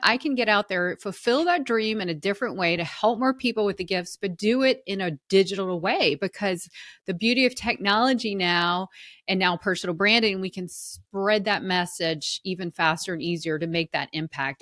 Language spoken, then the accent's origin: English; the South, United States; I was raised in the South and, you know, women were supposed to be very genteel and hospitable